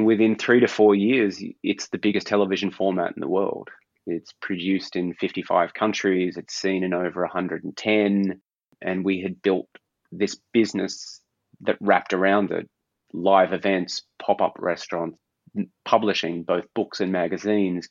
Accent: Australia; moved away as an adult; also born or lived in London; now in Copenhagen, Denmark; Growing up in Australia

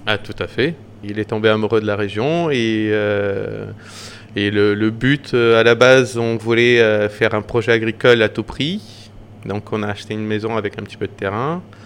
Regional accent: Madeira, Portugal; also born or lived in northern Portugal / Paris; now in Moulins-Engilbert, France; moi, je suis de Madère

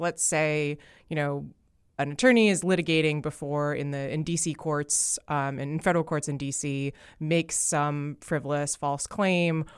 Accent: New Jersey, United States; As a proud New Jersey-an

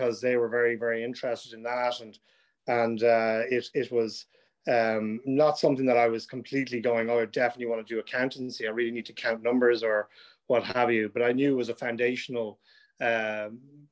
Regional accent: Dublin, Leinster, Ireland; I grew up in South Dublin, Monkstown, which isn't too far from Black Rock

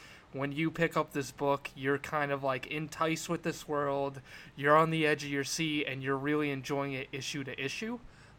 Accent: Worcester, Massachusetts, United States; I'm from Worcester, Massachusetts. I'm a local creator.

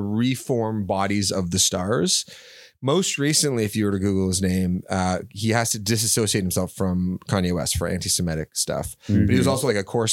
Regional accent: Toronto, Ontario, Canada; right downtown. College in Spadina. Grew up right there

